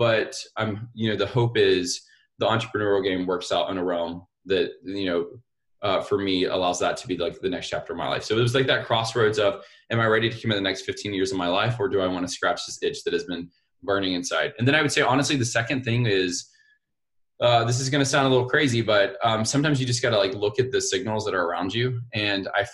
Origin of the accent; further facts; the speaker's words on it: Montgomery, Alabama, United States; I was born and raised in Montgomery, Alabama